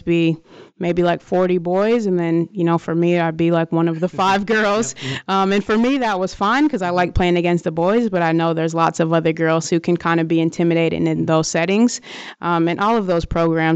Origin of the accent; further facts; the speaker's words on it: Wisconsin, United States; moved away as an adult; my home state of Wisconsin